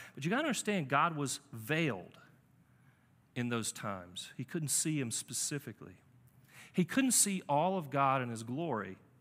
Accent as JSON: {"language": "English", "town": "Charlotte", "region": "North Carolina", "country": "United States", "also_born_or_lived": "New England", "said": "I'm from Charlotte"}